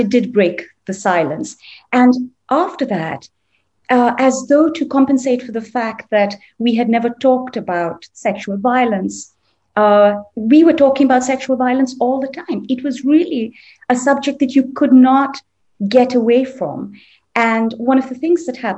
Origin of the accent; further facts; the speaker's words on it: Delhi, India; I grew up in Delhi